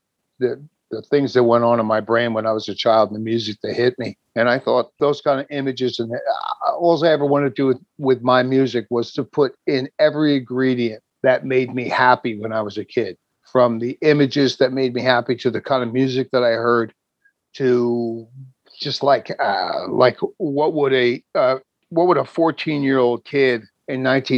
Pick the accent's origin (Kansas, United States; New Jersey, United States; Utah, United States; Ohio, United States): New Jersey, United States; I'm from New Jersey